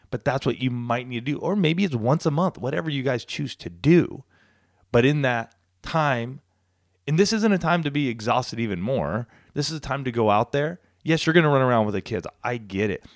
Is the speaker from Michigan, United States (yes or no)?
no; Southern California, United States; moved away as an adult; also born or lived in Colorado; this small town I grew up in here in Southern California